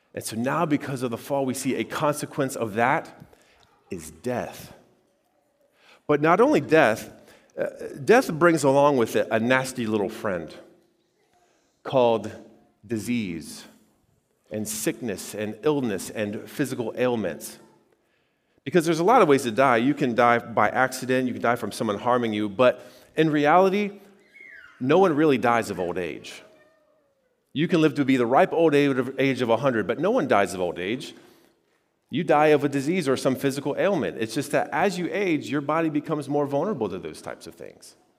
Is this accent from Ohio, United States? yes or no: yes; Xenia, Ohio, United States; I grew up in Greene County and, uh, you know, near Xenia